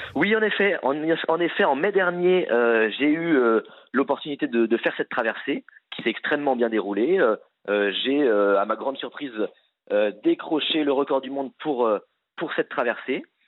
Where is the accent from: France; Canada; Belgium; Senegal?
France; Les Sables-d'Olonne, Pays de la Loire; je suis né au Sable d'Olonne